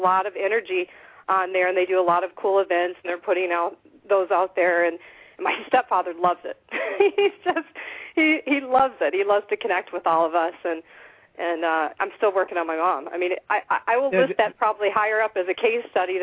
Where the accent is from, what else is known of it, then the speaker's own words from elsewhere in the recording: Midwest, United States; moved away; I was raised in the Midwest, so I most of my family's there.